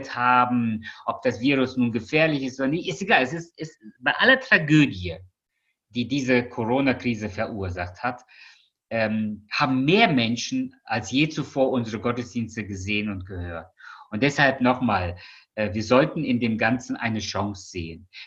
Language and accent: German; Russia; born there; Ich bin zwar in Russland geboren, aber ich habe es ja nicht mehr erlebt.